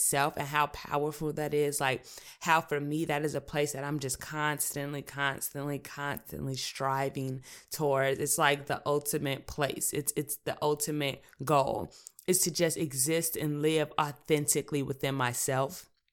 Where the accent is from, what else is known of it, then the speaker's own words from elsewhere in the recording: Chicago, Illinois, United States; I'm Chicago born and raised, South Side, inner city, seventy-ninth